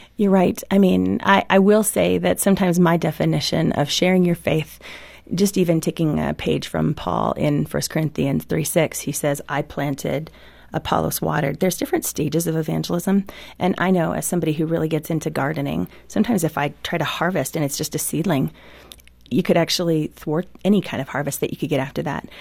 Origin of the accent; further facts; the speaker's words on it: Midwest, United States; I grew up in the Midwest